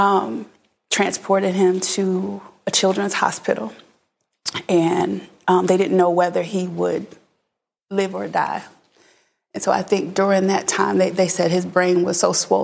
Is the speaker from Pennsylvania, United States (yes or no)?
yes; Philadelphia, Pennsylvania, United States; I'm originally from Philadelphia